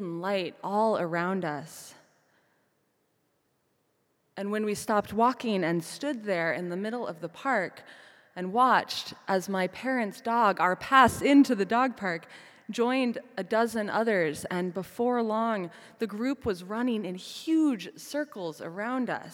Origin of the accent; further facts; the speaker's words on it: Midwest, United States; moved away; back in my hometown